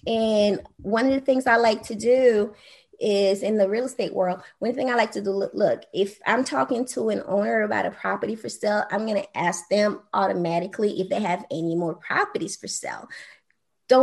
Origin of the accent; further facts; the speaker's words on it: Haiti; I grew up on welfare. My mom, you know, had to have food stamp for a while because, you know, I'm from Haiti.